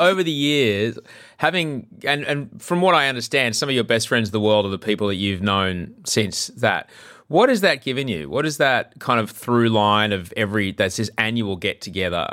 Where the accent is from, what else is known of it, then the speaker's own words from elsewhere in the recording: Australia; growing up in Australia